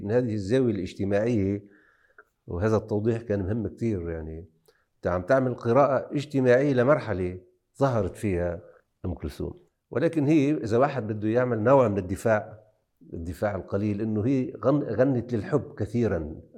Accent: Akkar, Lebanon

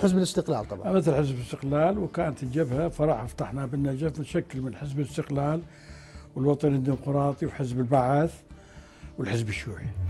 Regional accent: Najaf, Najaf Governorate, Iraq; أنا بدايتي الواقع من النجف في العراق وهي حينئذ في الوقت الذي أنا كنت به يعني طفل

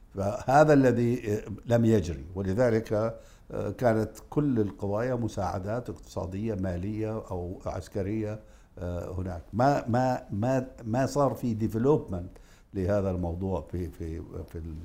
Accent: Karak, Karak Governorate, Jordan; أنا بأتي من الكرك

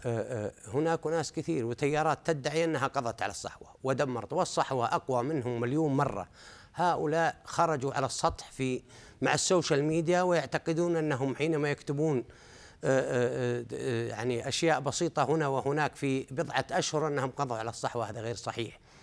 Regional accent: Saudi Arabia; نحن عندنا في السعوديه

